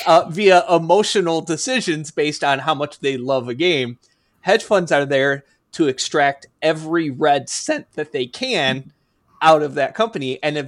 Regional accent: Midwest, United States; We're both from Midwest area, completely different parts of the Midwest though.

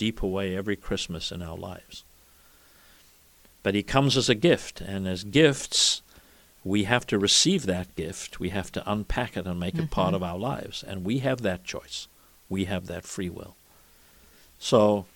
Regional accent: South Africa; moved away; as a boy growing up in South Africa

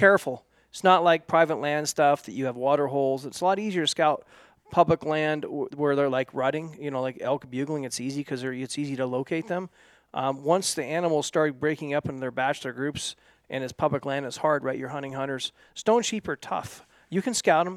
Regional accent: Oregon, United States; where I grew up in Oregon

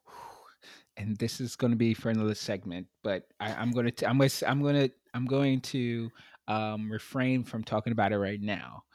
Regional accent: New York City, New York, United States; I grew up in Brooklyn, in New York City

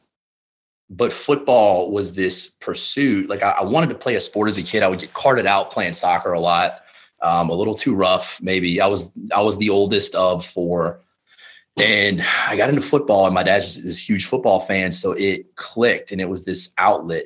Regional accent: South Louisiana, United States; moved away as an adult; I grew up in South Louisiana, pretty normal middle-class family

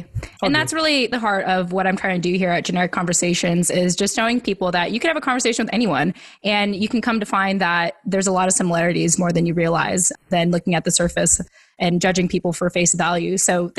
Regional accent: California, United States; because I'm from California.

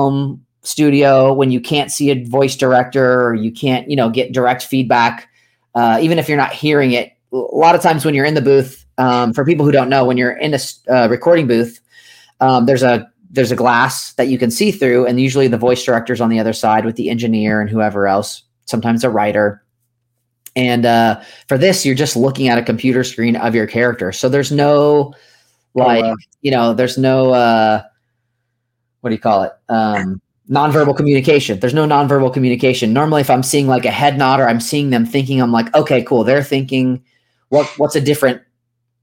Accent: just east of San Francisco, Northern California, United States; I grew up in Northern California, just east of San Francisco.

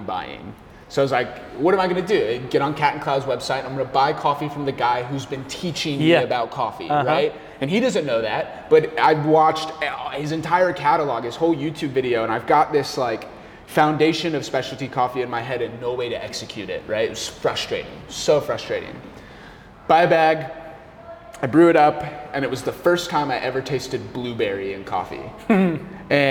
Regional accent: Arizona, United States; born or raised there; now in Washington, PA, United States

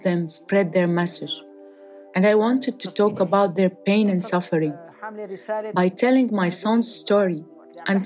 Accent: Damascus countryside, Rif Dimashq, Syria; I am from the Damascus countryside.

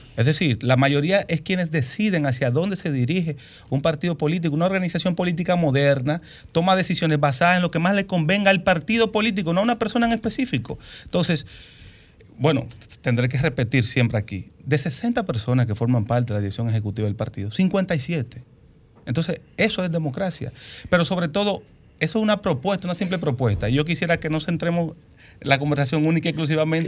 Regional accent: Dominican Republic; como ciudadanos dominicanos

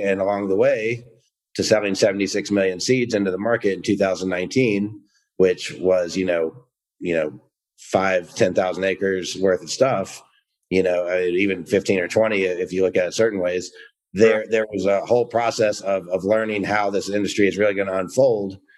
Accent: Georgia, United States; moved away; I'm from the South, uh, originally from Georgia

